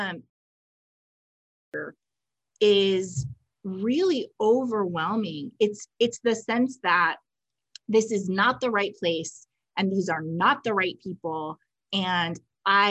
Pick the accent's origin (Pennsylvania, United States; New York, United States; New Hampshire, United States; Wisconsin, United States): New York, United States; moved away; I'm from New York